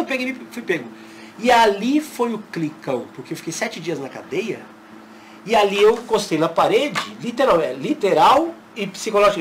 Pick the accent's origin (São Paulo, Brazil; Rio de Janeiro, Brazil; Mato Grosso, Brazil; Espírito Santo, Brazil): São Paulo, Brazil; moved away as an adult; now in Fortaleza, Brazil; Morei a vida toda em São Paulo e mudei há um ano para Fortaleza